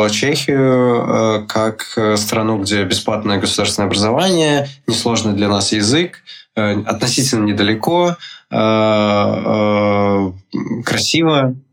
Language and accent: Russian; Brest, Brest Region, Belarus; moved away; в Бресте, я из Бреста, у нас